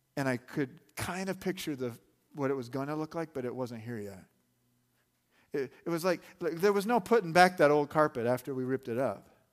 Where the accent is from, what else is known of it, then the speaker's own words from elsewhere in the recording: Arizona, United States; I grew up in Arizona